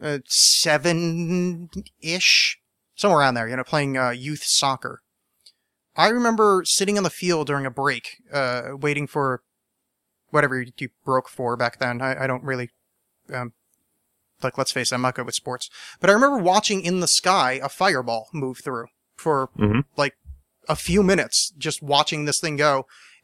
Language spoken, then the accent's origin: English; New Jersey, United States; moved away; I grew up in New Jersey